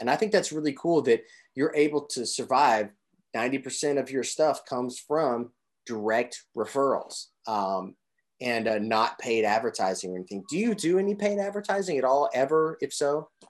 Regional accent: Southern Indiana, United States; originally from Southern Indiana

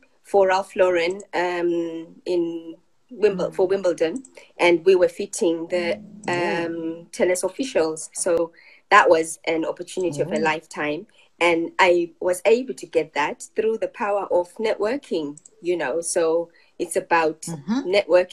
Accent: Bulawayo, Zimbabwe; moved away as an adult; also born or lived in England; now in United Kingdom; I was born in Zimbabwe, and I grew up in Bulawayo

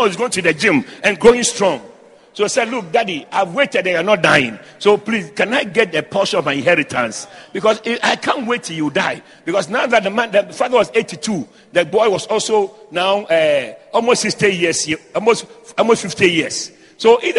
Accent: Ghana; I'm from Ghana

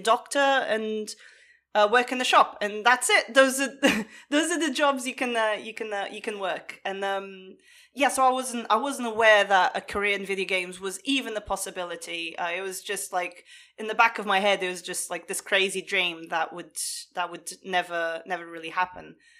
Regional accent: Portugal; moved away; I grew up in Portugal

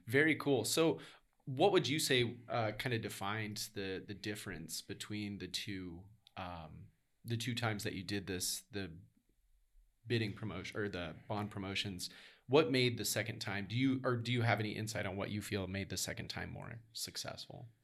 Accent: Midwest, United States; growing up in the Midwest

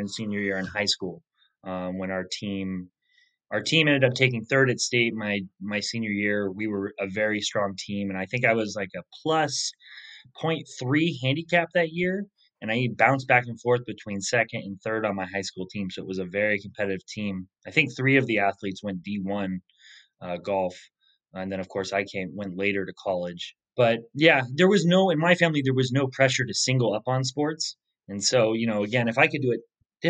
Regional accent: Medford, Oregon, United States; the course I grew up on in Medford, Oregon

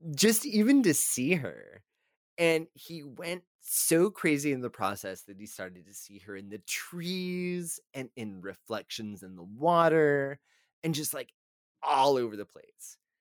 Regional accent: Texas, United States; we are both from Texas

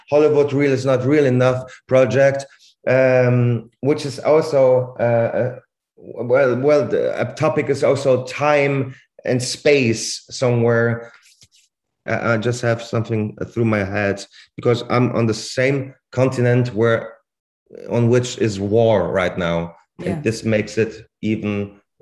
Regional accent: Basel, Basel-Stadt, Switzerland; first language Swiss German; English is a second language; moved away as an adult; now in Germany; I'm from Basel, right? I grew up in Basel and I learned this language quite early.

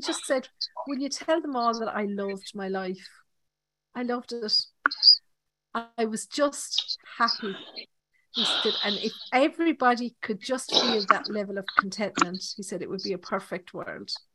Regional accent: Ireland; accent: Irish; my Irish accent

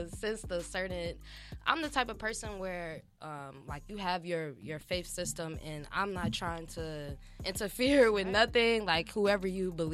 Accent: Chicago, Illinois, United States; now in Los Angeles, United States; I'm from Chicago.

